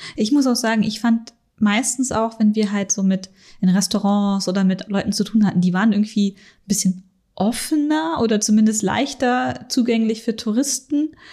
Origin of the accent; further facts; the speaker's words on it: Northern Germany, Germany; moved away as an adult; now in Munich, Germany; ich komme aus Norddeutschland und ich habe halt ganz meine ersten Jahre hier in München verbracht und sehr viele so plattdeutsche Begriffe, die bei uns auf dem Dorf einfach total normal sind